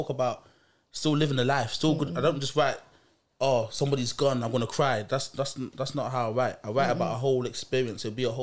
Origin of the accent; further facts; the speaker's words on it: Nottingham, East Midlands, United Kingdom; also born or lived in Jamaica; I was brought up in Jamaica when I was about 10 by my grandparents, spent like 5 years out there. Mm-hmm. Before I went away, I lived in Nottingham.